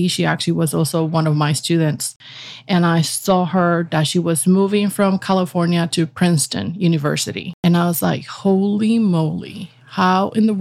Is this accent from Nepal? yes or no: no; Puerto Rico; moved away as an adult; also born or lived in Virginia / Texas; now in New York, United States; I was born in Puerto Rico